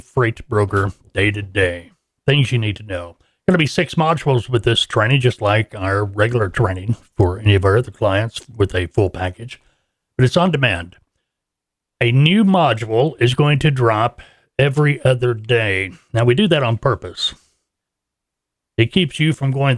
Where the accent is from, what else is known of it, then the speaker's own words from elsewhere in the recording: Fort Smith, Arkansas, United States; Fort Smith, my hometown, where we are located